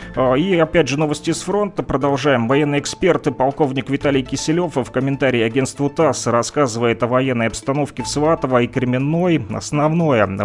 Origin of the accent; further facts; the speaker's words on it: Luhansk, Luhansk Oblast, Ukraine; я да, тоже из Луганска